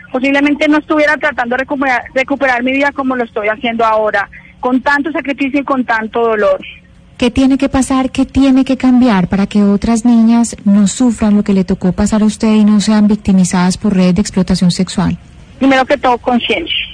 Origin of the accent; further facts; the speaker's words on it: Venezuela; moved away; Me vine de Venezuela por lo que está pasando allá, por la necesidad, por ayudar a mi familia.